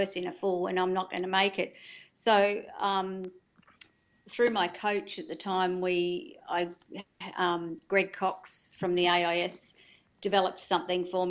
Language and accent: English; Melbourne, Victoria, Australia; moved away; also born or lived in Yamba, New South Wales; we grew up in Melbourne and had a holiday house at Torquay